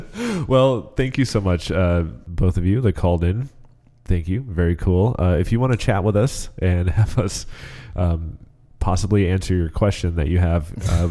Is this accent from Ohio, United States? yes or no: no; Long Island, New York, United States; moved away; I'm from Long Island.